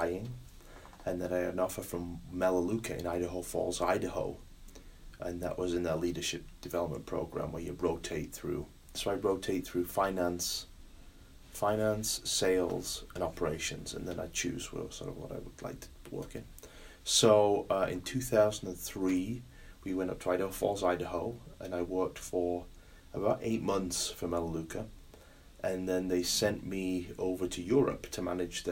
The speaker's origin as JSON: {"language": "English", "country": "United Kingdom", "moved": "yes", "lives_now": "United States", "said": "Being British"}